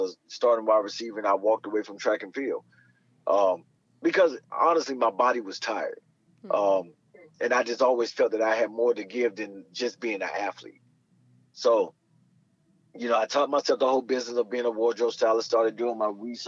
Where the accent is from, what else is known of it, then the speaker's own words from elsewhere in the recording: Miami, Florida, United States; I'm from Miami, Florida. A part of Miami, Florida called Carroll City